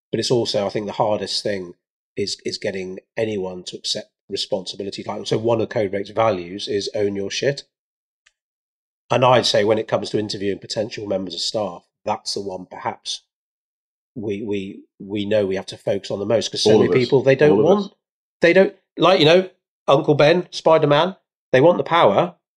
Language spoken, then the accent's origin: English; India; are you assuming I should know about rice because I'm Indian, Joel?